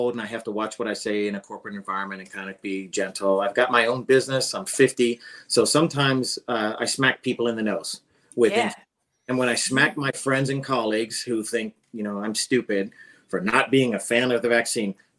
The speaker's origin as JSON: {"language": "English", "region": "Pennsylvania", "country": "United States", "tie": "born or raised there", "said": "I grew up on Pennsylvania on a farm"}